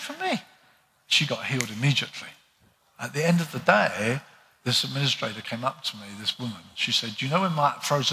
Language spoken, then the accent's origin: English; United Kingdom; us as British people